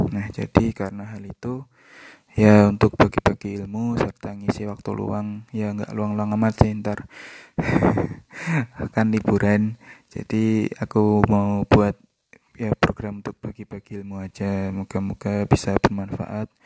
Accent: Kediri, East Java, Indonesia; now in Surabaya, Indonesia; Uh, eh, aku asal Kediri dan aku lulus dari S1 Teknik Elektro ITS pada tahun 2019 kemarin

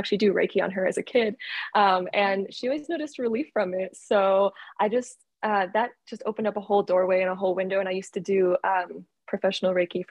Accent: Canada; I am originally from Canada. I was born and raised in Canada

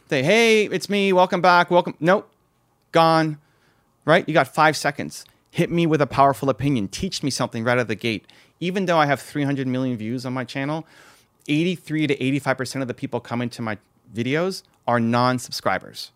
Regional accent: Toronto, Ontario, Canada; I'm from Toronto

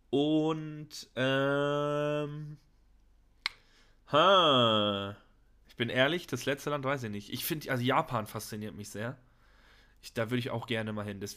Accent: Hamburg, Germany; Also ich meine, als Hamburger hast du ja auch diese ganzen Kanäle und sowas, weißt du?

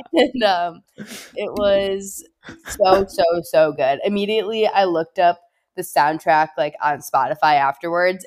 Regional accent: Chicago, Illinois, United States; I'm from Chicago

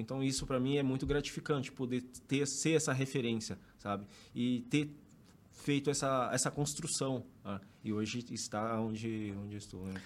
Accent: Fortaleza, Ceará, Brazil; Eu sou natural de Fortaleza

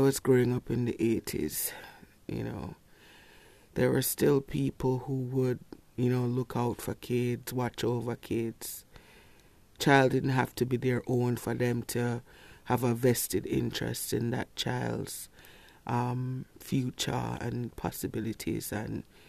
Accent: Kingston, Jamaica; Growing up in Kingston, not in a rich neighborhood.

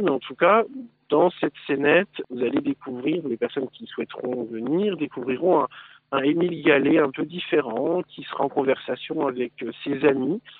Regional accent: Lorraine, Grand Est, France; nous sommes des Lorrains

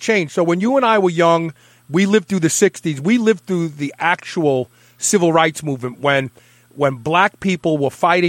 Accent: New York City, New York, United States; I grew up in Bed-Stuy, Brooklyn. I thought I was black for the first 14 years of my life. I'm being sincere with you. And I just had my 23andMe done, and I'm 14% Northern African.

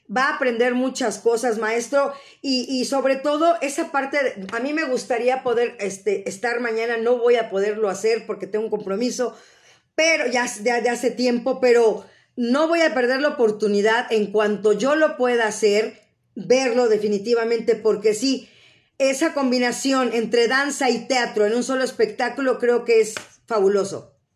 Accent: Mexico City, Mexico; yo soy de la Ciudad de México, ahora sí que oriunda de la mera Ciudad de México

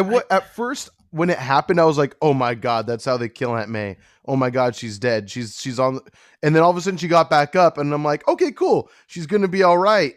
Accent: California, United States; I'm from California, born and raised

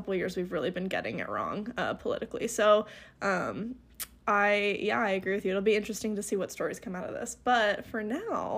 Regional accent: United States; I would love to opt out of being American right now

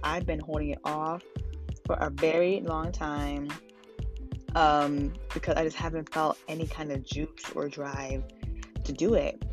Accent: Ghana; now in New York City, United States; I'm also Ghanaian

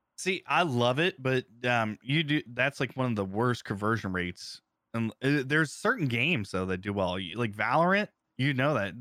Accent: Ohio, United States; moved away as an adult; also born or lived in Phoenix / San Diego; I'm from Ohio originally

